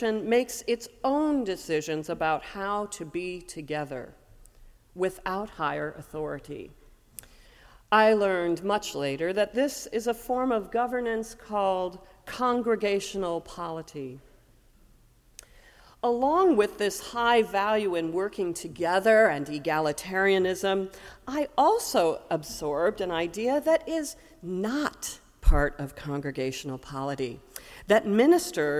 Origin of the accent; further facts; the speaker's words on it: Ames, Iowa, United States; when I was a kid growing up in the Unitarian Universalist Fellowship of Ames, Iowa